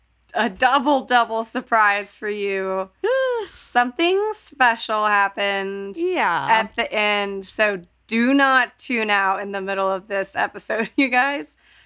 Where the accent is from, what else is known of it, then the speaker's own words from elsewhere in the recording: Fort Worth, Texas, United States; moved away as an adult; also born or lived in Colorado; Again, we grew up in Texas